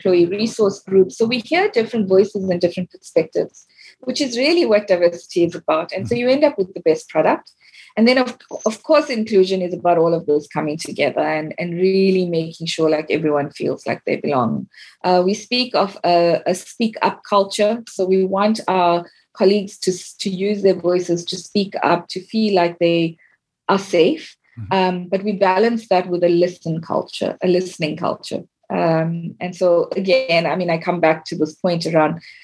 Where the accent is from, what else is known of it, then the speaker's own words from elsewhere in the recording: South Africa; I come from South Africa and the history I was taught was very one-sided